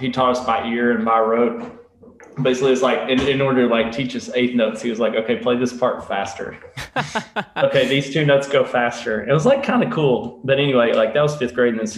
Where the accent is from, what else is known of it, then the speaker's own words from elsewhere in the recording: Elizabethton, Tennessee, United States; From Elizabethton, Tennessee